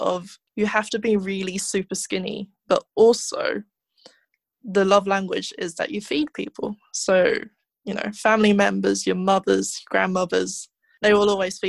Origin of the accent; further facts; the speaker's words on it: United Kingdom; as a kid, being British East Asian